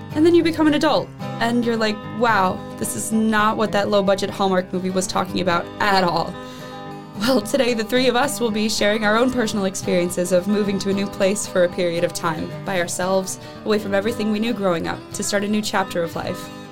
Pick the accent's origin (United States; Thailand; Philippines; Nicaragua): United States; Missouri; moved away as an adult; I'm from Missouri